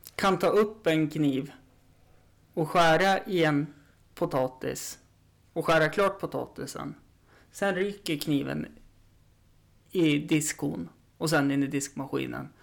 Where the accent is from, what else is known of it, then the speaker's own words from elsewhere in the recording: Östersund, Jämtland, Sweden; det är ju där jag är uppvuxen också.